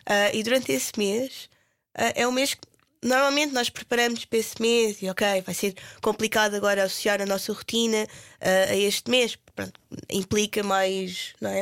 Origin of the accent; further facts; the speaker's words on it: Portugal; moved away as an adult; also born or lived in London; como portugueses cristãos